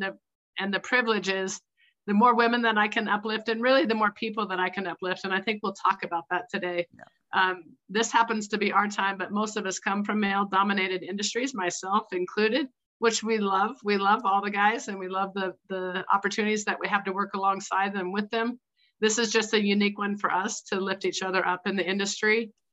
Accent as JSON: {"language": "English", "region": "Oregon", "country": "United States", "said": "I'm from Oregon"}